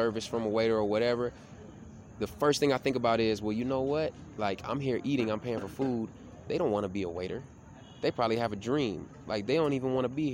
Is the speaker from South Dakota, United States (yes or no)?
no; Tennessee, United States; now in Miami, United States; I grew up in Tennessee, which is real country and real, like, redneck